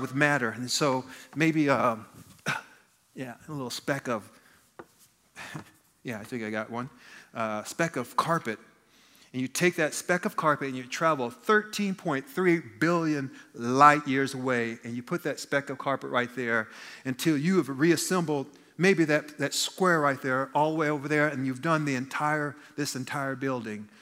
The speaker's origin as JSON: {"language": "English", "country": "United States", "said": "I'm an American"}